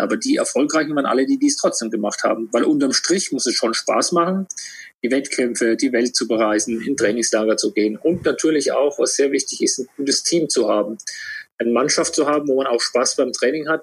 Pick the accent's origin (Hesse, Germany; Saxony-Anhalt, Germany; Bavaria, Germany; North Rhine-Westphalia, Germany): Bavaria, Germany; Würzburg; bin in Würzburg geboren